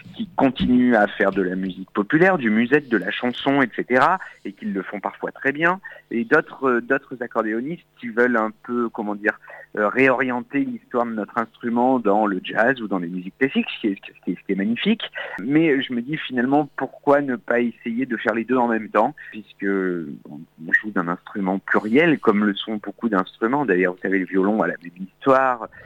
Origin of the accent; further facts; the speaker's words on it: Auvergne-Rhône-Alpes, France; also born or lived in Châteauroux; now in Paris, France; Je suis né en Auvergne